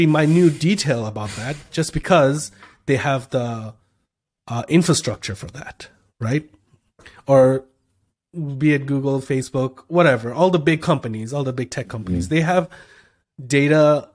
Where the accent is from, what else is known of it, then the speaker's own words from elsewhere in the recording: Canada; I'm from Canada